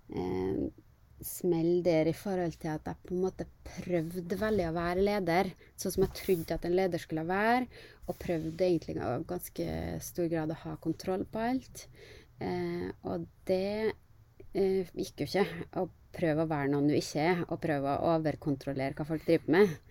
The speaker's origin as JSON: {"language": "Norwegian", "town": "Kristiansund", "region": "Møre og Romsdal", "country": "Norway", "tie": "born or raised there", "moved": "as an adult", "lives_now": "Oslo, Norway", "said": "jeg er jo en eh, skikkelig nordmøring. Jeg er fra Kristiansund. Er eh, veldig glad i hjembyen min"}